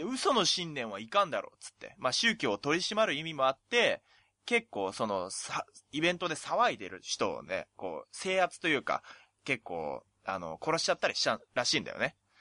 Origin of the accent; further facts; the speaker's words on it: Oita, Japan; 地元が大分